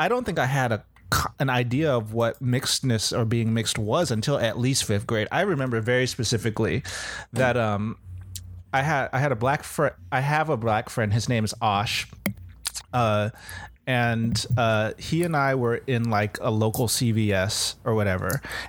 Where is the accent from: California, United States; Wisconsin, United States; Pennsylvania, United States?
California, United States; Southern; moved away; also born or lived in the South (US); I grew up in Southern California around hella Filipinos and Latinx people. Like, everyone was brown. There were few white people and there were few black people.